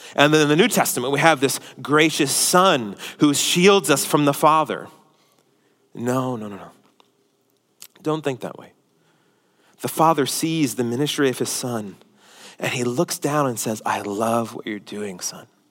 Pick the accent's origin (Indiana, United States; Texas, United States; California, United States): Texas, United States; Houston; we're from Houston